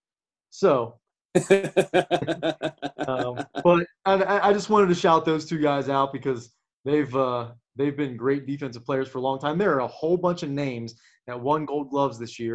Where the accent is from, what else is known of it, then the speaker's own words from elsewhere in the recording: Cincinnati, Ohio, United States; we're from Cincinnati, and the Reds are our team